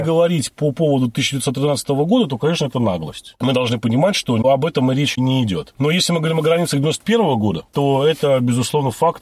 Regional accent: Saint Petersburg, Russia; я родился в городе Ленинград, вырос всю жизнь, да, вот город Ленинград, Санкт-Петербург

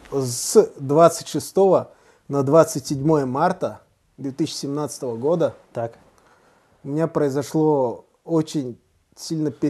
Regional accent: Tashkent, Uzbekistan; also born or lived in Saratov / Kazakhstan / Saint Petersburg; Смотри, я родился в Саратове.

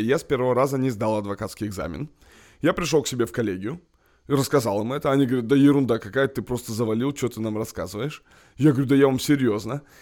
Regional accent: Kamchatka Krai, Russia; now in Moscow, Russia; Я просто босяк, как бы с Камчатки, с Дальнего Востока

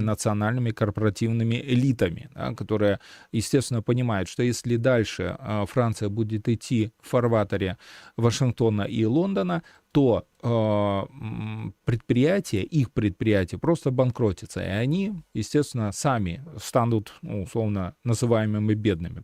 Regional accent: Belarus; мы э, сейчас, белорусы

